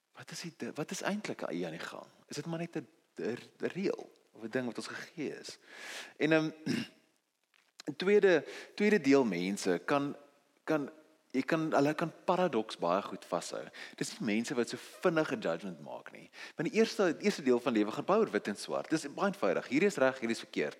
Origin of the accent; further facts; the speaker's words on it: South Africa; Ons is Afrikaners. Ons is nie Engels nie.